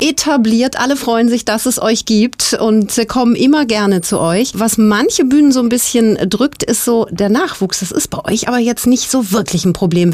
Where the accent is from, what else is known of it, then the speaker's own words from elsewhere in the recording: South Tyrol, Trentino-Alto Adige, Italy; hier bei uns in Südtirol